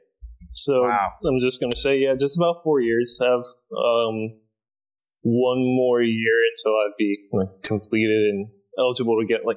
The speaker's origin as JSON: {"language": "English", "region": "Florida", "country": "United States", "tie": "born or raised there", "moved": "as an adult", "lives_now": "Japan", "said": "I'm born and raised in Florida"}